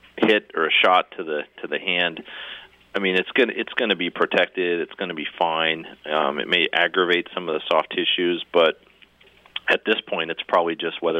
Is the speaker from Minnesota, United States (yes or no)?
yes; Minnesota, United States; moved away; I grew up in Minnesota. I played hockey my whole life.